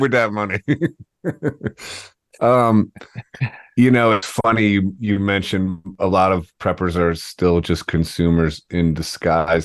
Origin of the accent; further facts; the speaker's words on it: Ohio, United States; moved away as an adult; also born or lived in New York; I'm from Ohio. I went to public school